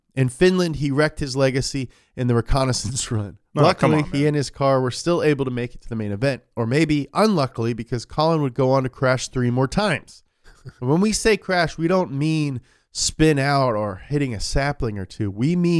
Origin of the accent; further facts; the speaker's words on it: Scotland, United Kingdom; oi, but I ain't British, am I? I'm Scottish.